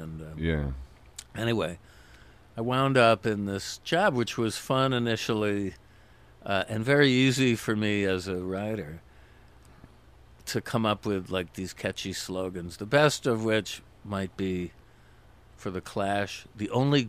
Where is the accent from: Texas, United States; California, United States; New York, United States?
New York, United States; Syracuse; I'm from Syracuse originally, upstate New York.